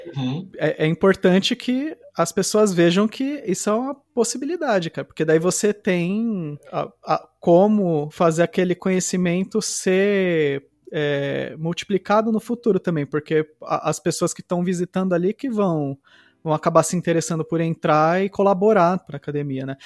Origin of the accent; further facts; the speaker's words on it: ABC Paulista, São Paulo, Brazil; quando eu estava crescendo no ABC Paulista